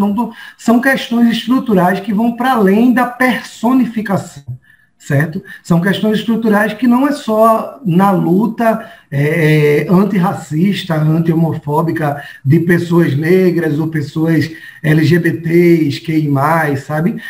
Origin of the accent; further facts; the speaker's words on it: Paulista, Pernambuco, Brazil; also born or lived in Recife; eu nasci aqui no Recife, fiquei aqui próximo de Afogados, da região metropolitana aqui de Recife, é, mas saí de lá muito pequeno, né, após a separação morar em Paulista